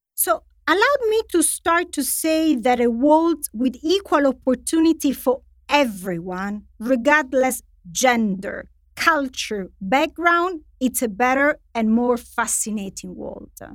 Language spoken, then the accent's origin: English; Italy; moved away; in Italy, which is my home country